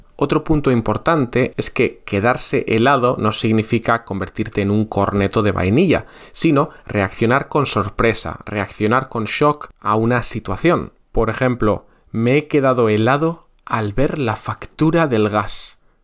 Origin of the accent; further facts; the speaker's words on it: near Bilbao, Basque Country, Spain; En Bilbao, en la ciudad que hay al lado de mi pueblo